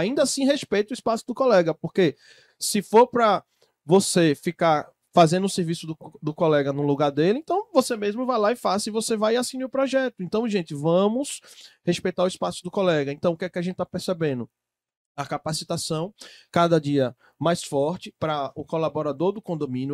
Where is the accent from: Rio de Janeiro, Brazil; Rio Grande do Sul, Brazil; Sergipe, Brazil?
Sergipe, Brazil; sou do estado de Sergipe, ó, estado de Sergipe, sim, lá no Nordeste, entre a Bahia e Alagoas